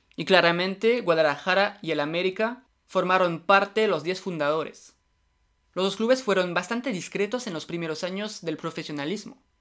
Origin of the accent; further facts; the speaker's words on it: France; yo soy francés